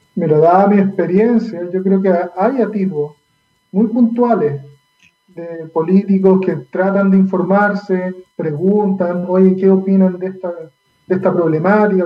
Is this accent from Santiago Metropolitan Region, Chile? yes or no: no; Valdivia, Los Ríos, Chile; moved away; yo soy nacido, criado eh, en Valdivia